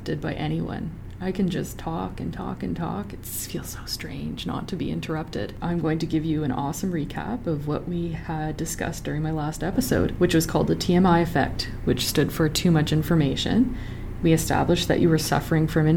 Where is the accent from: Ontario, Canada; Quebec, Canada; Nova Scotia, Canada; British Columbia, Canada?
Ontario, Canada; Sudbury; I'm from Sudbury, Ontario, where everyone is obsessed with hockey.